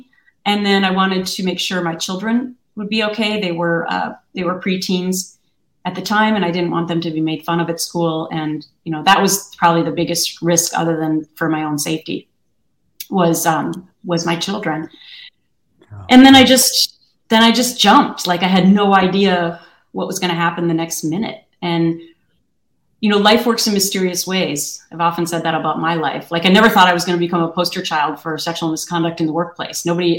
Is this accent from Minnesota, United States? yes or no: yes; Minnesota, United States; I grew up in Minnesota where people are really, really nice to each other and they don't sue a lot of people.